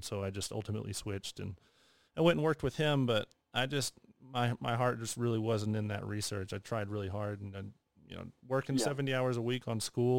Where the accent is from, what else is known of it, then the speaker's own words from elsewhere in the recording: United States; being American